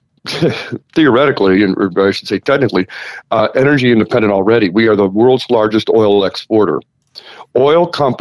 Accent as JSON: {"language": "English", "town": "Cleveland", "region": "Ohio", "country": "United States", "said": "I'm from Cleveland, originally"}